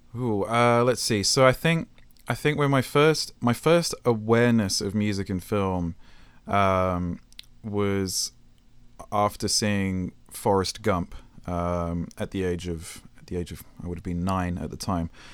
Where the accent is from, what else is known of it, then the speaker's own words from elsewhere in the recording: United Kingdom; moved away as an adult; also born or lived in Japan; now in California, United States; I'm British, so I'm not really, even though I've been here for nine years